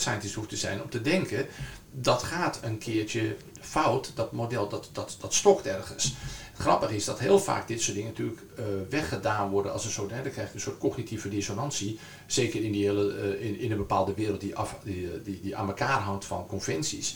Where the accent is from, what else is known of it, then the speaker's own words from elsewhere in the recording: Zaanstreek, North Holland, Netherlands; ik kom uit de Zaanstreek, en, dus ik ken het gebied goed